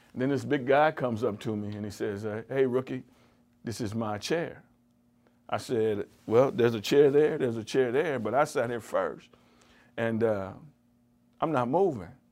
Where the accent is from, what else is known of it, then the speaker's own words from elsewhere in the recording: California, United States; moved away as an adult; now in Cleveland, United States; I was from California